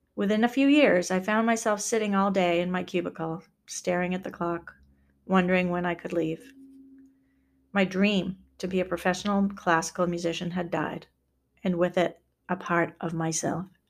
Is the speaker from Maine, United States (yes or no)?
yes; Maine, United States; moved away as an adult; also born or lived in Wisconsin; to move back to my home state